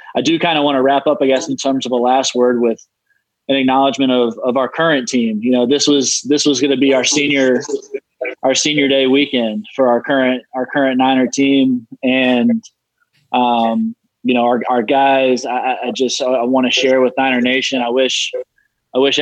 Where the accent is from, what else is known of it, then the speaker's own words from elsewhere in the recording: Charlotte, North Carolina, United States; growing up in Charlotte, North Carolina